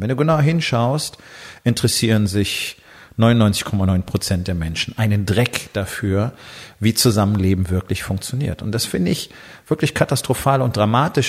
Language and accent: German; Germany; als Deutsche